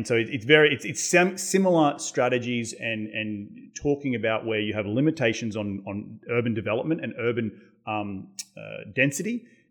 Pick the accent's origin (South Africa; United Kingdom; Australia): Australia; now in United States; growing up in Australia